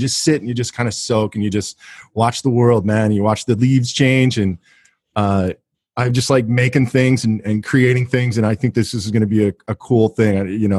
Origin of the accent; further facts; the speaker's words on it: Kansas City, Missouri, United States; they find out I'm from Kansas City